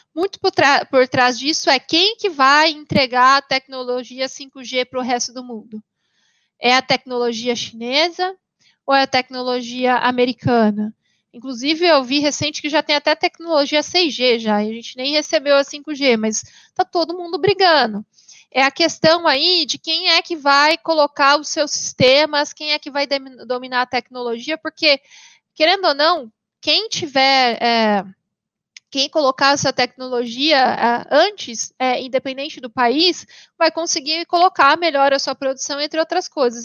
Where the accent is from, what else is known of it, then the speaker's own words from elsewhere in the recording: Paraná, Brazil; now in São Paulo, Brazil; eu moro hoje em São Paulo, mas eu sou paranaense